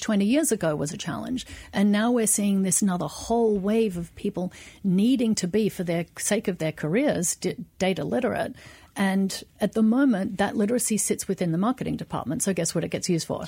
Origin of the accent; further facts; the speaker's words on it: Australia; now in United States; I'm Australian